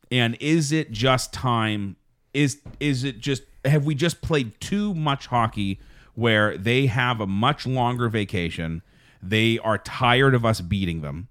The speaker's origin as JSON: {"language": "English", "town": "Pittsburgh", "region": "Pennsylvania", "country": "United States", "also_born_or_lived": "Wisconsin", "said": "I am from Pittsburgh"}